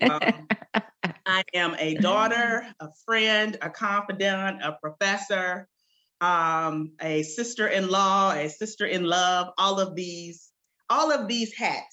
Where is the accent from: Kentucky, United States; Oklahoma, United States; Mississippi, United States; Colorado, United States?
Mississippi, United States; Jackson; moved away as an adult; also born or lived in St. Paul, Minnesota; now in Memphis, United States; I was born and raised in Jackson, Mississippi